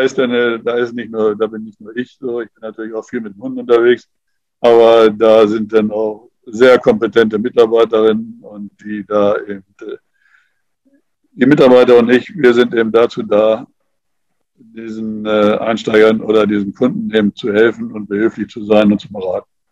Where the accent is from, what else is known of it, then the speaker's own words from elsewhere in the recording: Germany; hier bei uns in Deutschland